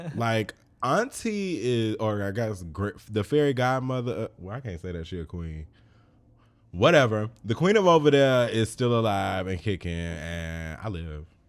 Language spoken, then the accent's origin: English; Chicago, Illinois, United States; I grew up in Chicago.